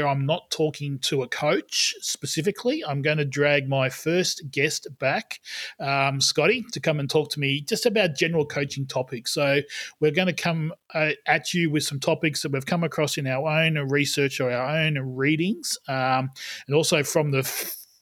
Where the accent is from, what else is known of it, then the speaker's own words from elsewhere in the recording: country New South Wales, Australia; I grew up in country in New South Wales in Australia